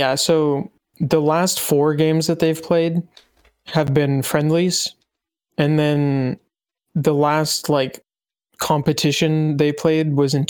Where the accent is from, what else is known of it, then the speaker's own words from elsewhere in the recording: United States; growing up in the United States